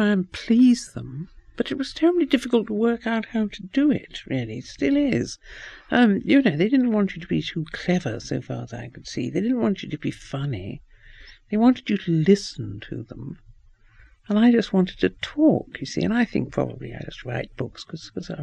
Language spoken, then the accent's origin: English; New Zealand; moved away; also born or lived in England; I grew up in New Zealand because my mother married my father when she was very young. My father was an English doctor. We went out to New Zealand